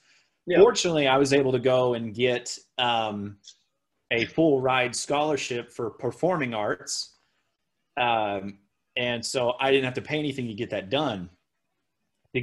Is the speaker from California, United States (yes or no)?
no; Oklahoma, United States; where I lived in Oklahoma at the time